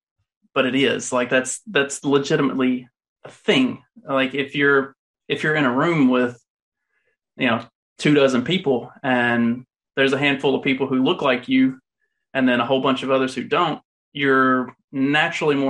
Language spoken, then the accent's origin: English; the South, United States; accent: Southern; moved away; I don't live in the South currently, but if you can't tell by my accent, I'm pretty Southern.